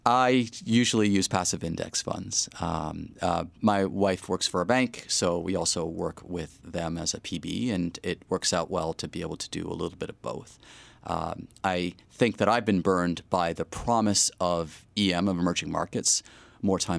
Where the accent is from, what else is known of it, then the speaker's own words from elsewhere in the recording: Montreal, Quebec, Canada; But again, I'm from Montreal.